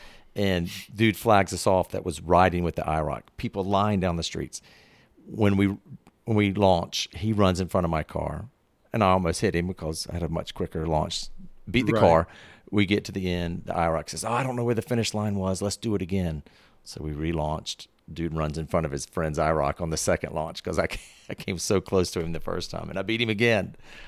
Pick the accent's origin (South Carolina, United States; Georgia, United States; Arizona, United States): South Carolina, United States; Fort Mill; We're in Rock Hill, South Carolina. I grew up in Fort Mill, which is right near Charlotte.